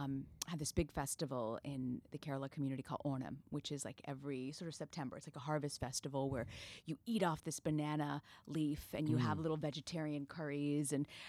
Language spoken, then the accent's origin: English; Tampa, Florida, United States; So I grew up in Tampa, Florida. And as you mentioned, my family, we're Malayali. My mom has 7 brothers and sisters who live within like a 5-mile radius in Tampa.